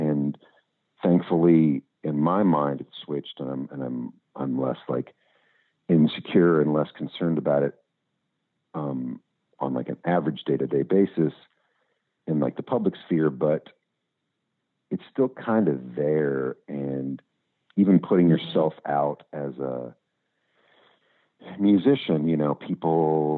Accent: Louisville, Kentucky, United States; I grew up in Louisville

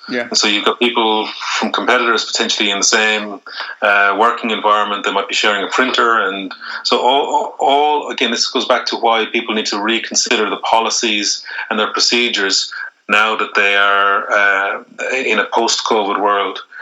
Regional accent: Ireland

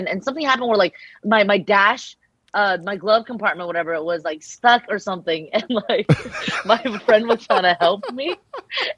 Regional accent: Temple City, California, United States; English is a second language; Next to Arcadia, you know, I grew up in Temple City

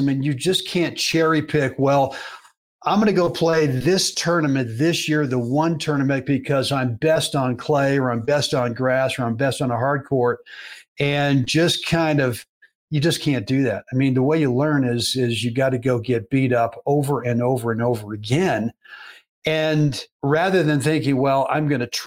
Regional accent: Berkeley, California, United States; I played a lot of baseball as a kid growing up in Berkeley, California

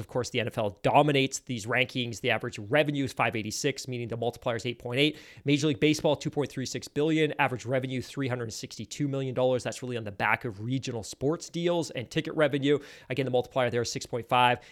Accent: United Kingdom; I'm British

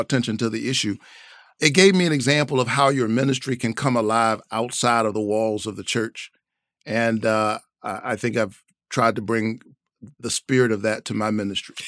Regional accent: Savannah, Georgia, United States; I grew up in the South, Savannah, Georgia

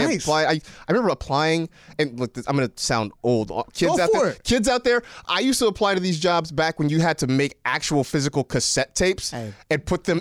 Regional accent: Vallejo, California, United States; now in Los Angeles, United States; Born and raised in the V. E40 just got a street named in my hometown for him.

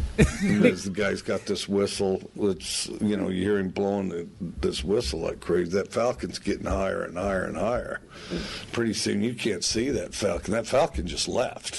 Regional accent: the West, United States; I grew up in the West

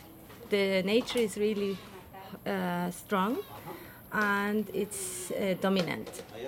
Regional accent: Switzerland; now in Cahuita, Costa Rica; Okay, I'm from Switzerland

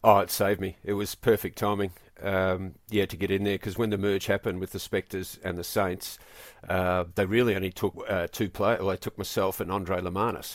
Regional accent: Australia; moved away as an adult

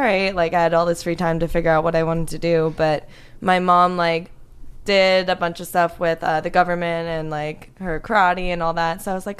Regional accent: Florida, United States; also born or lived in Pittsburgh, Pennsylvania / Connecticut; Well, I was born in Pittsburgh, but then I lived in Connecticut for 9 years and then South Florida for the rest of my life.

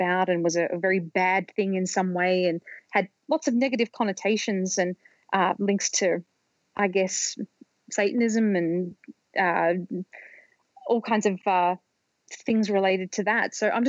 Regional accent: Australia; when I was growing up in Australia, when I was a kid in the 1980s

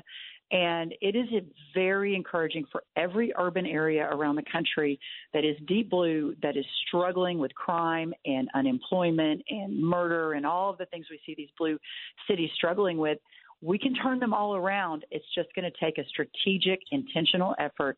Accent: Texas, United States; my home state of Texas

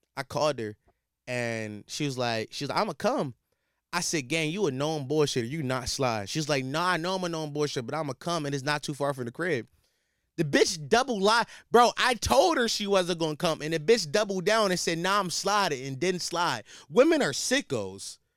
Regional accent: Philadelphia, Pennsylvania, United States; I'm from Philly.

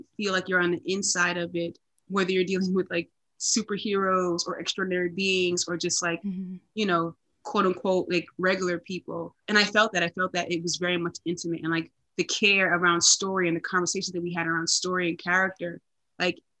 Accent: New York, United States; I'm from New York. I'm a New Yorker

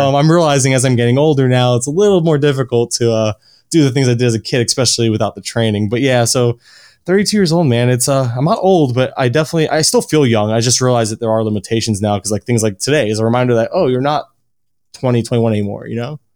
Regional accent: Florida, United States; born and raised in Florida, Uh, always, I still live in Florida

